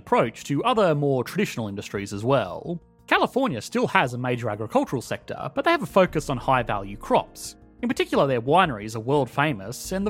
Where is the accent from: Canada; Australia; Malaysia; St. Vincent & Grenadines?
Australia; as an Australian